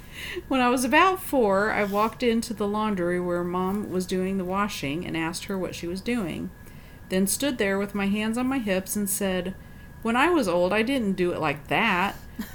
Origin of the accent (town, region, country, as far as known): Germany; born or raised there